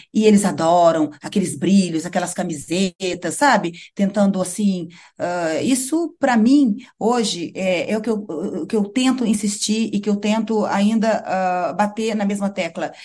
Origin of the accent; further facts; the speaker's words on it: Brazil; also born or lived in Europe; now in Maputo, Mozambique; sou brasileira, né? Tenho as minhas raízes